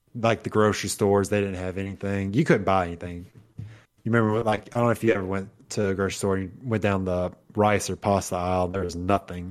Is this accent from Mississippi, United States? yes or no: yes; Mississippi, United States; I'm from Mississippi